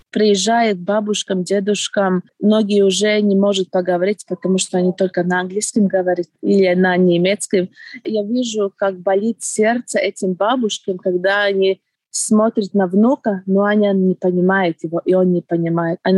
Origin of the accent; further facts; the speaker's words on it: Preiļi, Preiļi Municipality, Latvia; moved away as an adult; Я родилась в Прейле, э, училась, жила и вернулась тоже в Прейле. Я уехала очень-очень давно, еще э, в студенческие времена, в 1999 году.